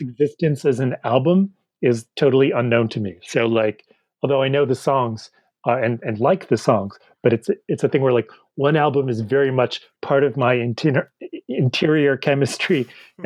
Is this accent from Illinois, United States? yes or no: no; Boston, Massachusetts, United States; I'm from Boston